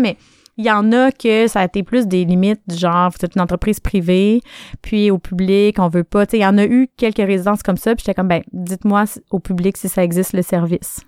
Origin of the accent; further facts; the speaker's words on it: Quebec City, Quebec, Canada; moved away as an adult; also born or lived in Sherbrooke; On n'avait rien qui nous attendait à Québec à part ma famille, parce que je viens de Québec.